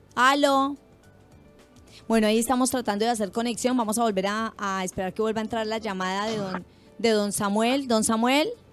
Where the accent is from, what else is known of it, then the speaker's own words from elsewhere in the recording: Colombia; como colombianos